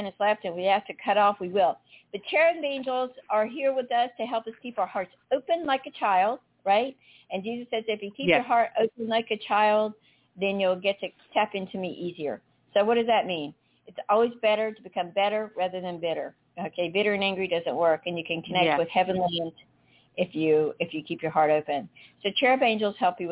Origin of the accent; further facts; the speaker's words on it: North Carolina, United States; now in South Florida, United States; I grew up in North Carolina